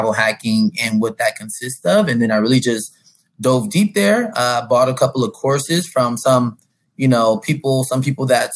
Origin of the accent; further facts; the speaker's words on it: San Diego, California, United States; I'm from San Diego, California.